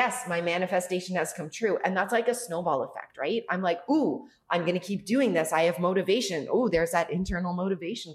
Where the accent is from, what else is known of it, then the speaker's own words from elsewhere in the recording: Canada; moved away as an adult; now in Mexico; Being Canadian